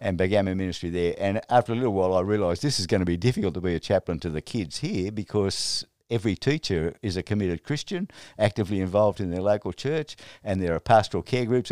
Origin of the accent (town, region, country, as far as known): Australia